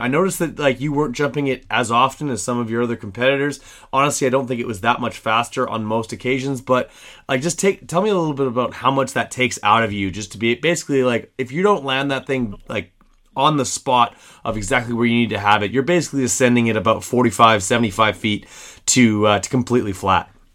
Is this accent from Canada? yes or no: yes; Canada; me as a Canadian